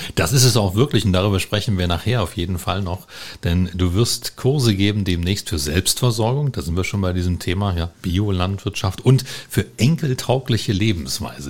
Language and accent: German; Germany; Ich bin also aufgewachsen in der DDR.